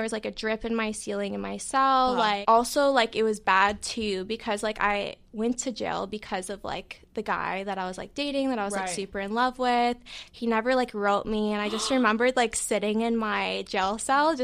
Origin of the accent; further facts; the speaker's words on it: Chicago, Illinois, United States; I'm from Chicago